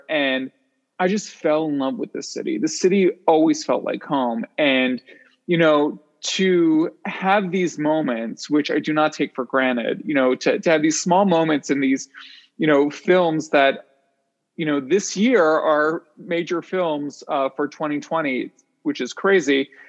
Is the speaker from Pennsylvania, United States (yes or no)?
yes; Philadelphia, Pennsylvania, United States; I'm originally from Philadelphia, Pennsylvania.